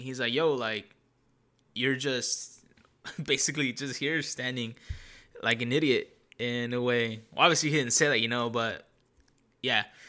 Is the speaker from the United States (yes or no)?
yes; Santa Ana, California, United States; I grew up here in Tanana. But when I was born, I first lived for the first ten years of my life on the north side of Santa Ana